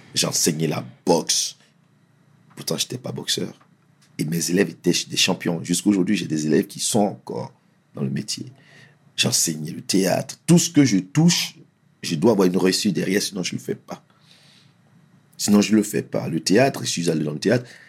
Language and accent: French; Essonne, Île-de-France, France; also born or lived in Abidjan, Côte d'Ivoire; j'ai grandi dans l'Essonne, 91, le collège et tout ça